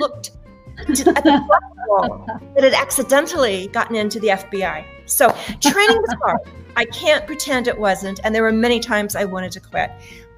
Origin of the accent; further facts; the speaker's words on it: Wyoming, United States; moved away; the ranch in Wyoming and how I wanted to get away while I could, while I was in school